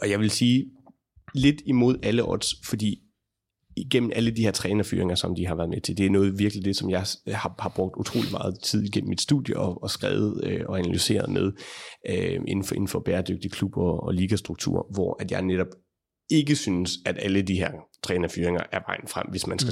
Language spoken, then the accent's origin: Danish; Denmark; som dansker, mens jeg arbejder derovre